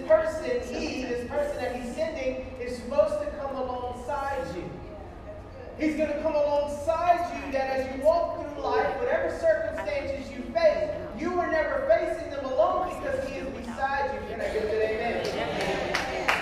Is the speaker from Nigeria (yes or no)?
no; Scott, Louisiana, United States; And so I grew up in Scott, Louisiana, right outside Lafayette